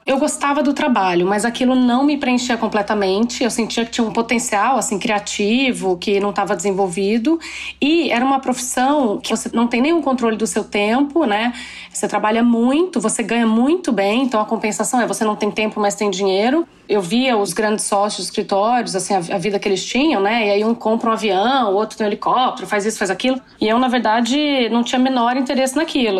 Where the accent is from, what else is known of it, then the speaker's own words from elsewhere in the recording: Brazil; moved away; eu cresci no Brasil